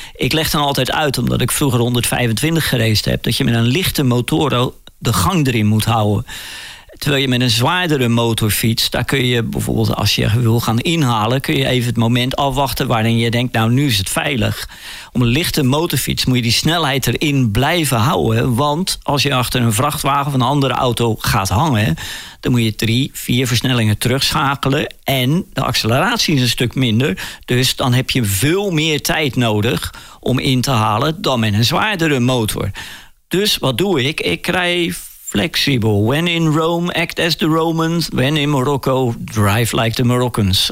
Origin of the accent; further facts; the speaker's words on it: Rotterdam, South Holland, Netherlands; ik kom uit Rotterdam en eh, Rotterdam is een havenstad